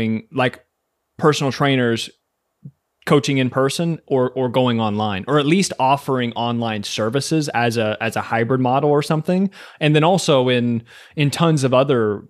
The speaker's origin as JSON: {"language": "English", "region": "Kentucky", "country": "United States", "said": "I'm from Kentucky."}